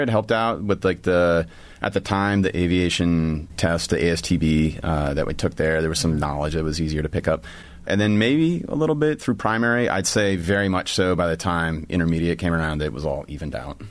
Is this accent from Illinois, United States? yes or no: no; Bettendorf, Iowa, United States; moved away as an adult; Born in Iowa, grew up in, uh, Bettendorf, Iowa, and went to school at Iowa State University